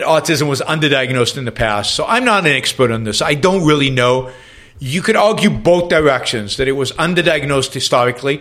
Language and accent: English; Israel; first language English and Hebrew; moved away; also born or lived in London; I grew up with two languages, English and Hebrew. My parents spoke English at home. I spoke Hebrew outside of the house